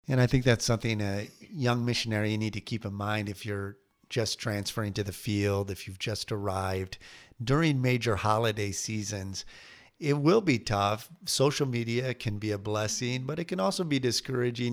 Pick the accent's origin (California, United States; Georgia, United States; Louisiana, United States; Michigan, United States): Michigan, United States; moved away as an adult; growing up in Michigan